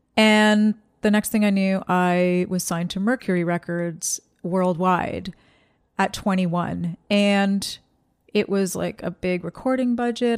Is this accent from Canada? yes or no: yes; Ontario, Canada; I grew up in Canada